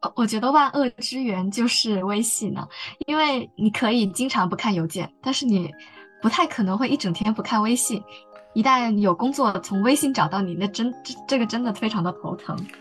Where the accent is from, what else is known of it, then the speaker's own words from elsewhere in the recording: Guangdong, China; moved away as an adult; also born or lived in Beijing; now in Hong Kong; 我本身就是在广东长大的，尽管我在北京进行了两年多的学习